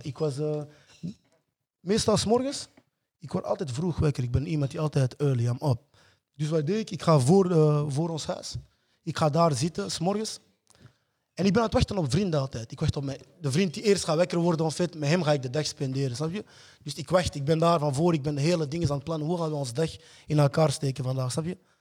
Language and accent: Dutch; Antwerp, Flanders, Belgium; also born or lived in Congo; Ik ben hier gekomen op zesjarige leeftijd. Als immigrant